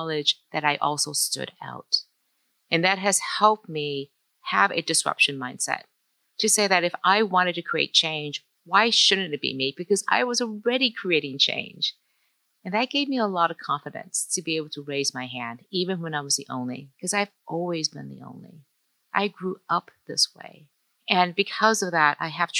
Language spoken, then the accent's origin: English; Detroit, Michigan, United States; English is a second language; I grew up as a child of immigrants in Detroit, Asian, Chinese, even not speaking English as my first language